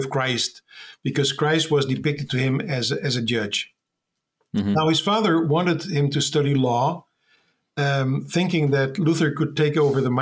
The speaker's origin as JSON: {"language": "English", "country": "Netherlands", "said": "I'm from the Netherlands"}